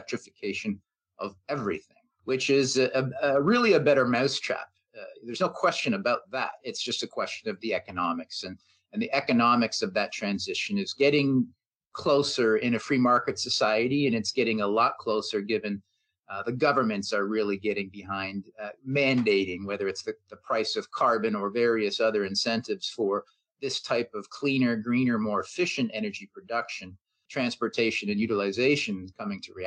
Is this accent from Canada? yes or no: yes; Canada; being a Canadian, being based here